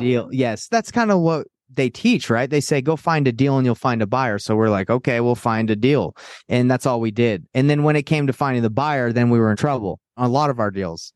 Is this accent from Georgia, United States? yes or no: yes; Atlanta, Georgia, United States; I grew up in Atlanta, Georgia